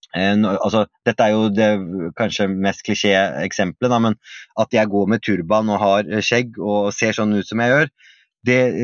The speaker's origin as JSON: {"language": "Norwegian", "region": "Oslo", "country": "Norway", "tie": "born or raised there", "said": "jeg vokste opp eh, i Oslo vest"}